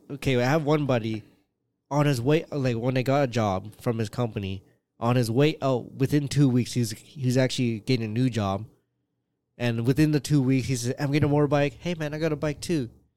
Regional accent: Canada; I'm very Canadian.

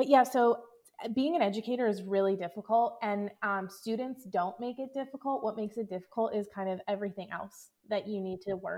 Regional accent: Philadelphia, Pennsylvania, United States; moved away as an adult; also born or lived in Kansas City; I'm originally from the Philadelphia area, but I found myself in Kansas City

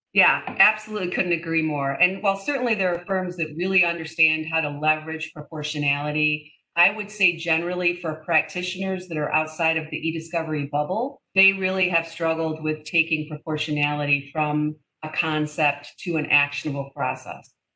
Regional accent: Detroit, Michigan, United States; moved away; I am from Detroit originally

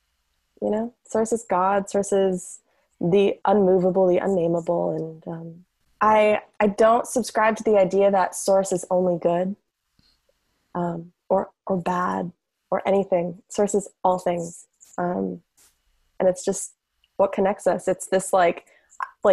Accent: San Francisco, California, United States; also born or lived in Manhattan, New York; I grew up in San Francisco

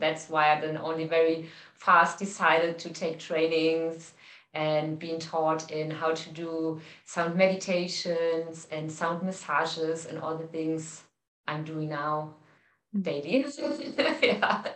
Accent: Cologne, North Rhine-Westphalia, Germany; moved away as an adult; also born or lived in Hamburg, Germany / India; I come from Cologne, but I lived in Hamburg in the north mm of Germany for 10 years

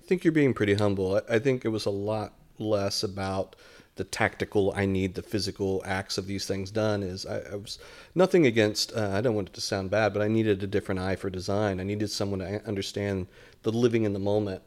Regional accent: Dayton, Ohio, United States; moved away as an adult; also born or lived in San Antonio, Texas / Detroit, Michigan; now in Lakeland, United States; we grew up in Dayton, Ohio

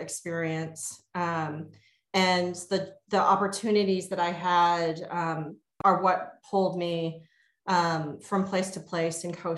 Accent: Texas, United States; moved away as an adult; also born or lived in Virginia / northern New Jersey; now in Baltimore, United States; I grew up in Texas. My parents are immigrants from Taiwan.

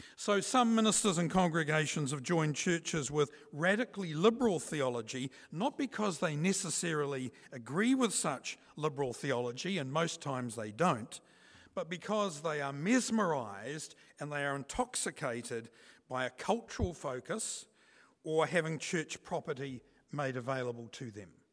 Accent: New Zealand; here in New Zealand

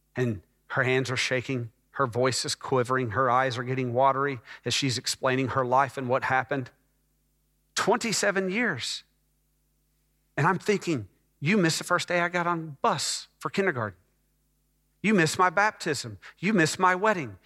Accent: Dallas, Texas, United States; also born or lived in Scottsdale, Arizona / Phoenix, Arizona; I moved from Phoenix to Dallas to live with them

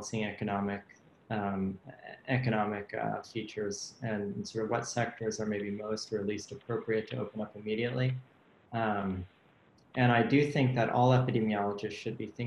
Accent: United States; as an American

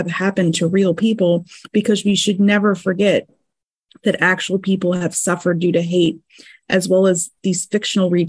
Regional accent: New York, United States; I grew up in New York around communities that had relatives that died in the Holocaust

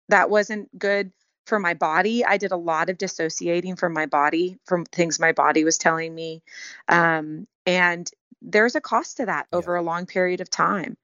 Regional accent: Houston, Texas, United States; moved away as an adult; also born or lived in Colorado / Long Beach, California; now in Nashville, United States; I grew up in Houston, born and raised, hmm. 18 hmm. years, and then I lived in Colorado for pretty much the next 18 years

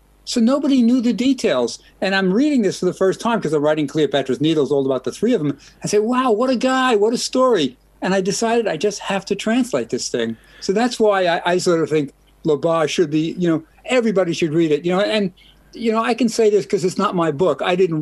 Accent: New York, United States; I'm also a New Yorker

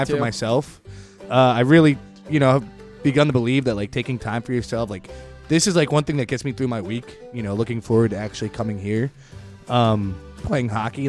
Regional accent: Philadelphia, Pennsylvania, United States; we're from Philly

